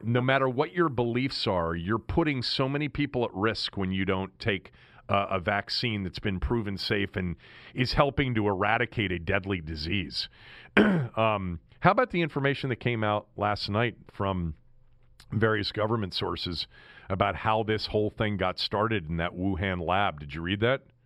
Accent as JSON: {"language": "English", "country": "United States", "tie": "born or raised there", "said": "growing up sort, sort of in, in suburban Washington"}